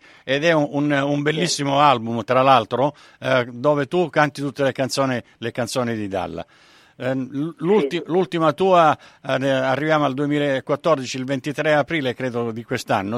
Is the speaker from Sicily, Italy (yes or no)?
yes; Sicily, Italy; essendo, eh, del sud, eh, sono, sono siciliano